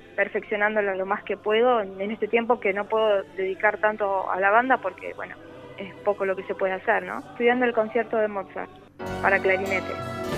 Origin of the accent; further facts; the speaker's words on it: Buenos Aires, Argentina; Yo soy de Buenos Aires